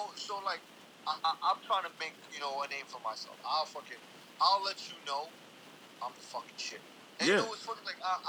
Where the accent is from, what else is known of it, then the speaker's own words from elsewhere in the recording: New York City, New York, United States; I grew up in the Lower East Side, Manhattan.